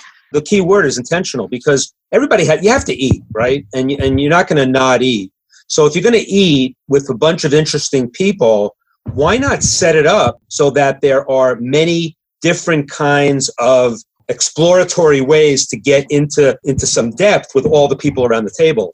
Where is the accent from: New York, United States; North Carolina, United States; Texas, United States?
New York, United States; Suffern; accent: New York; also born or lived in New Jersey; now in Connecticut, United States; I grew up just across the border in New York, but it was New Jersey. In Suffern, New York, but I went to college in New Jersey